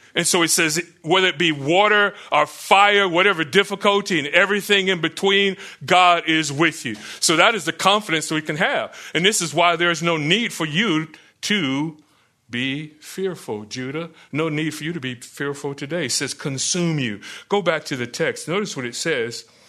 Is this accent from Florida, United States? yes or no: yes; Florida, United States; Growing up in Florida